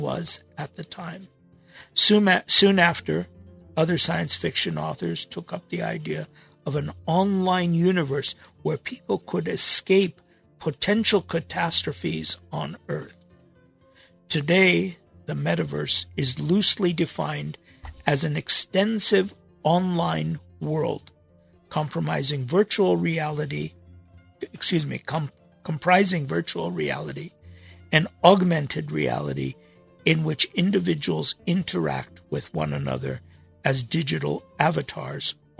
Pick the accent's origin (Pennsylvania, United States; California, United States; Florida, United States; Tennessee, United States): California, United States; Los Angeles; 1960s, 1970s in Los Angeles growing up